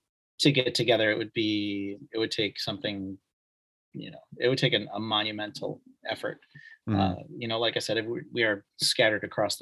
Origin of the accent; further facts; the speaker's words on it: Mechanicville, New York, United States; also born or lived in Albany, United States / Brooklyn, United States / Philadelphia, United States; Yeah, I'm from Mechanicville, once visited by Steve Carell. I lived in Albany. I lived in Brooklyn, worked on Manhattan for a while, lived in Philly, lived on the main line in PA, Norristown, Audubon, et cetera.